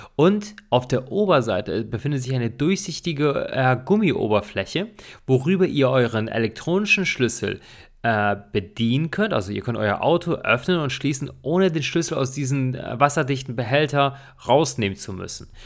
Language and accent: German; Germany; hier bei uns in Deutschland